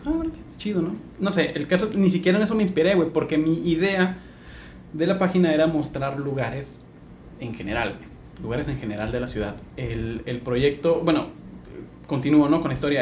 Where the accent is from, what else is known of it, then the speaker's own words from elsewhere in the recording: Tijuana, Baja California, Mexico; now in Ensenada, Mexico; Soy de Tijuana, tengo 12 años acá.